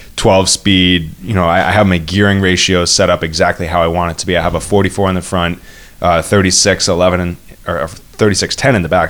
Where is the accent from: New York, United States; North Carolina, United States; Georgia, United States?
New York, United States; Duanesburg; moved away as an adult; also born or lived in north of Boston; now in Boston area, United States; I grew up in Duanesburg, New York. It's a very, uh, it, it's more rural, upstate New York.